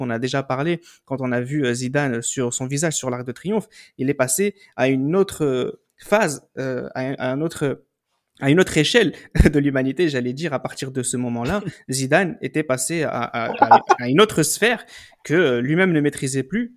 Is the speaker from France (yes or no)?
yes; France; chez nous en France